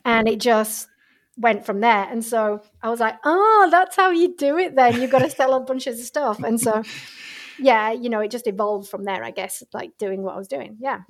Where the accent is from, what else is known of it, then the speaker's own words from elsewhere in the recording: England, United Kingdom; moved away as an adult; also born or lived in Australia; I'm originally from England